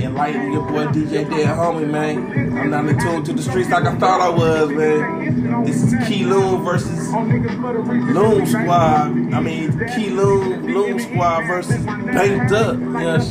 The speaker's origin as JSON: {"language": "English", "town": "Sacramento", "region": "California", "country": "United States", "tie": "born or raised there", "said": "Back to my hometown, Sacramento, California"}